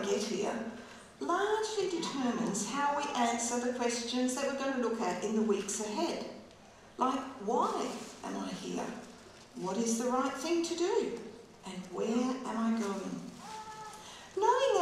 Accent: Geraldton, Western Australia, Australia; also born or lived in Wycheproof, Victoria / the wheat belt, Western Australia; when I was 3 years old, I moved from Victoria to a farm near Geraldton

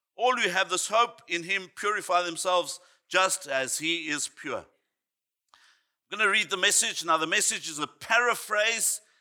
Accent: Johannesburg, Gauteng, South Africa; I grew up in Johannesburg, South Africa

